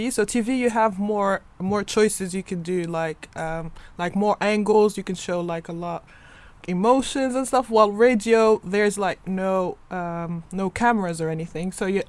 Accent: Tunisia; now in United Kingdom; I'm from Tunisia

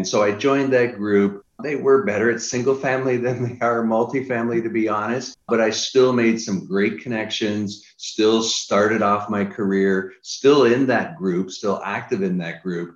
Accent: Niagara Falls, Ontario, Canada; now in United States; I'm originally from Niagara Falls, Canada, moved to the US, been here about 25 years

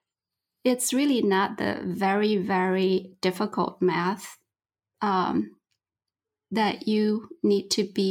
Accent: China; now in Michigan, United States; I'm originally from China

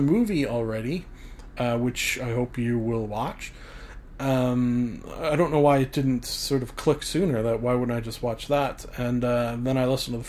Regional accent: Canada; I am Canadian

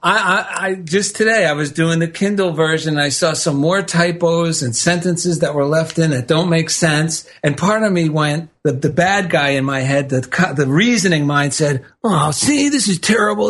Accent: New Jersey, United States; now in Culver City, United States; a simple man from New Jersey

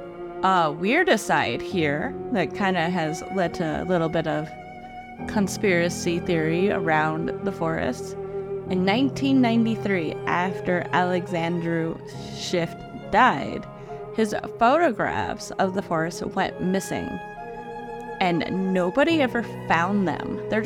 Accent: Cluj, Cluj County, Romania; being aroused by the research of certain recurrent spontaneous phenomena in a forest near my hometown of Cluj.

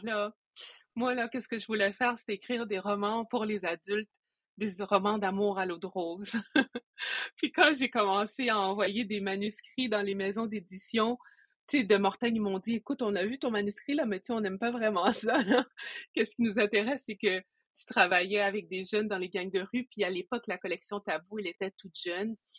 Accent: Quebec, Canada; je suis une personne qui est d'origine haïtienne, je suis née au Québec

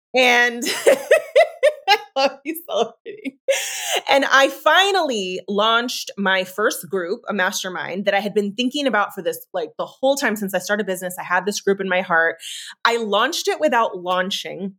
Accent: San Francisco, California, United States; moved away as an adult; also born or lived in Oregon; Moving back to San Francisco was really pivotal to me because, um, for so many reasons, it's my hometown.

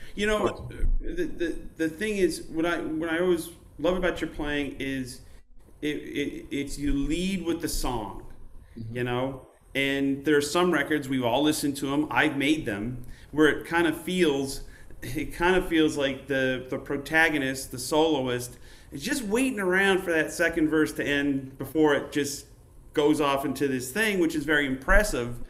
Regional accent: Utica, New York, United States; I grew up in Utica, New York

